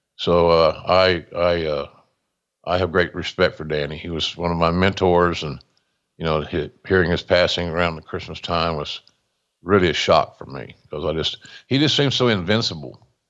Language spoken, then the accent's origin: English; Westville, Oklahoma, United States; my hometown of Westville, Oklahoma